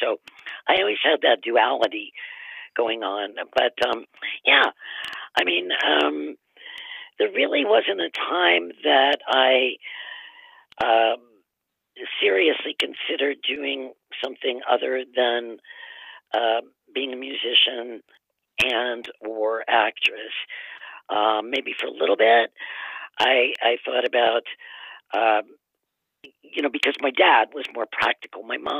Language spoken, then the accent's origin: English; Cleveland, Ohio, United States; also born or lived in Massachusetts; Well, my dad, I moved with my mom and dad. I'm an only child, and he got a position in Cleveland, and we moved there.